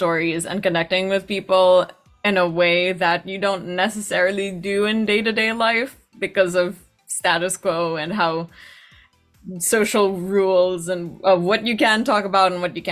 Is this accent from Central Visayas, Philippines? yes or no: no; Metro Manila, Philippines; moved away as an adult; now in New York, United States; from the Philippines originally. That's where I was born. That's where I grew up.